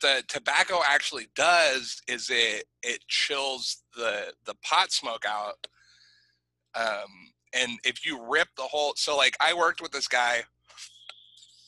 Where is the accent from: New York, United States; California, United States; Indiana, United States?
California, United States; McKinleyville; I grew up in McKinleyville. In Mactown, we call them mokes